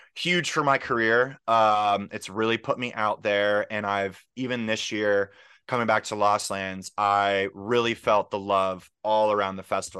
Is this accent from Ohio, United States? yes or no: no; Pittsburgh, Pennsylvania, United States; moved away as an adult; also born or lived in Philadelphia; I came from Pittsburgh, and so I'm actually back in Pittsburgh now